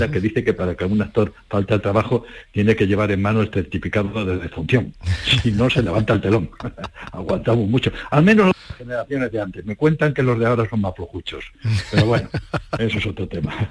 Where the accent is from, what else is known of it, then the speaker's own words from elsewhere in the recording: Cuba; moved away; una canción fantástica que cuando salí de Cuba